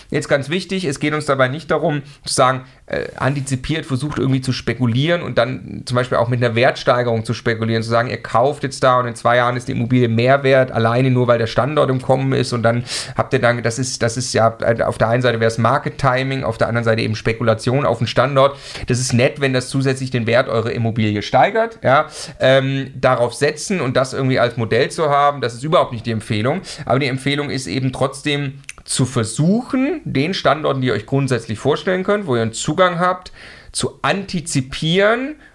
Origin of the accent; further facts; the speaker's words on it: Stuttgart, Baden-Württemberg, Germany; ich komme ursprünglich aus Stuttgart, ich konnte da mal Unterstützung von meiner Mama bekommen